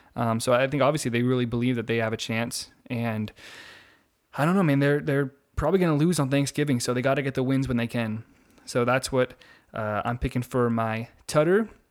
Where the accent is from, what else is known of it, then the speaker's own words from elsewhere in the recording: near San Diego, California, United States; I grew up near San Diego